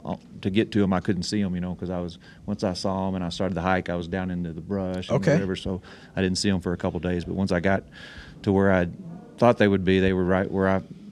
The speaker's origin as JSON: {"language": "English", "region": "Alaska", "country": "United States", "tie": "born or raised there", "said": "I killed that ram 2 years ago in my home state of Alaska."}